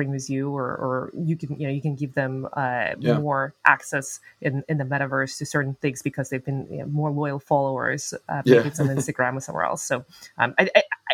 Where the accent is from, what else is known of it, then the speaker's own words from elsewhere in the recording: Almaty, Kazakhstan; moved away; Almaty, my hometown where I was born and raised